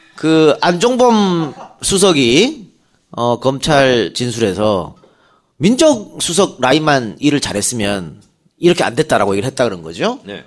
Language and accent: Korean; Yeongju, North Gyeongsang, South Korea; 영주 출신이거든